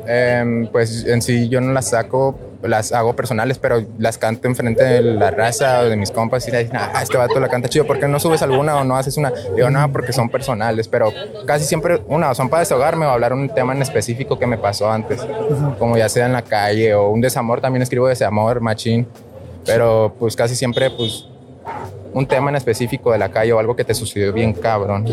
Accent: Pedernales, Michoacán, Mexico; moved away; also born or lived in Morelia / Lázaro Cárdenas; De Michoacán he vivido en Morelia, Lázaro, pero yo soy de pueblo

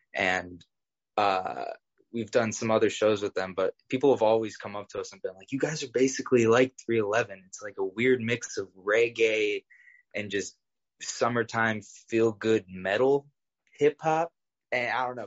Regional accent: Cleveland, Ohio, United States; I grew up in Old Brooklyn, which is a neighborhood in Cleveland

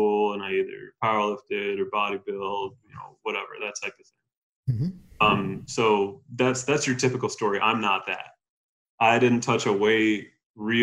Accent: New York, United States; moved away as an adult; also born or lived in Colorado; I'm from New York

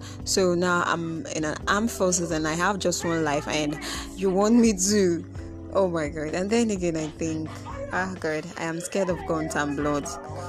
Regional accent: Nigeria; I remember that I am a Nigerian

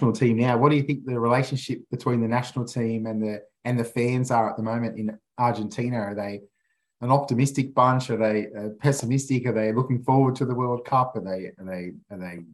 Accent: Australia; growing up in Australia

